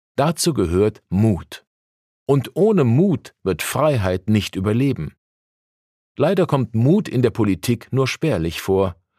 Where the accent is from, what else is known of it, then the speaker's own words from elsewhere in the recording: Rostock, Mecklenburg-Vorpommern, Germany; moved away as an adult; now in Berlin, Germany; Ich komme aus Mecklenburg-Vorpommern, aus Rostock, wo ich viele Jahre evangelischer Pastor war